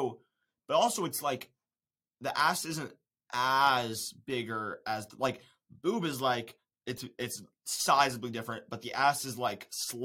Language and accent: English; Charlotte, North Carolina, United States; I'm from Charlotte, North Carolina. I'm not a farm boy. I'm from the city.